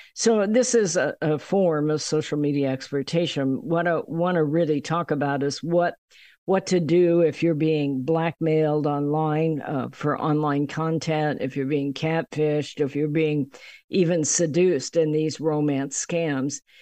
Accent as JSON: {"language": "English", "country": "United States", "said": "being an American"}